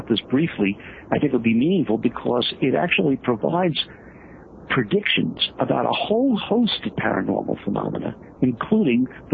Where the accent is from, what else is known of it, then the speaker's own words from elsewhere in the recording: New York, United States; although I grew up in New York, I say I'm from Missouri